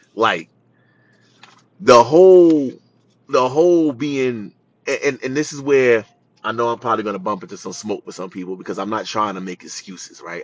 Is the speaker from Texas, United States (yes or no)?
no; New York City, New York, United States; I grew up in Jamaica, Queens